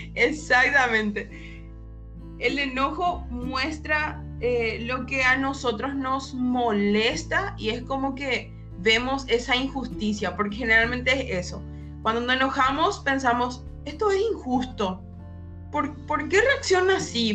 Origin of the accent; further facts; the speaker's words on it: Paraguay; soy de Paraguay